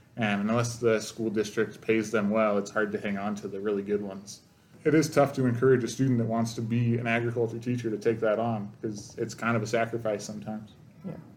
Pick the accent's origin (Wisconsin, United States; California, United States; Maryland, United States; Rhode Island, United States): California, United States; Salinas; moved away as an adult; now in Montana, United States; I'm from California, Salinas, California. It's the vegetable capital of the world